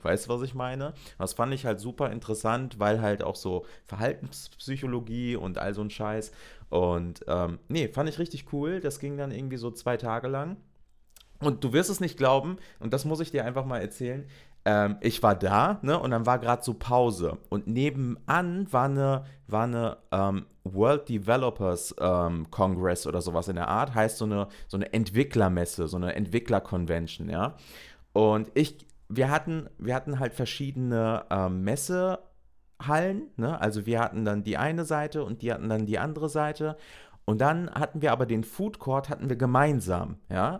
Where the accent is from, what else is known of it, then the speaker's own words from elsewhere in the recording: North Rhine-Westphalia, Germany; ich komme aus NRW